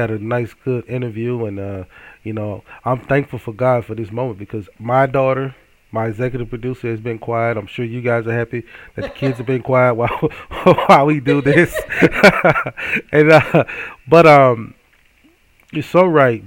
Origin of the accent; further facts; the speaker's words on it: Hattiesburg, Mississippi, United States; my hometown of Hattiesburg, Mississippi